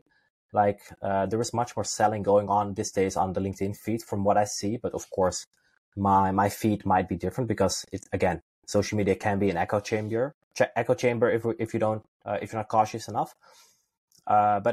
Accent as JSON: {"language": "English", "country": "Netherlands", "said": "I'm originally from Holland"}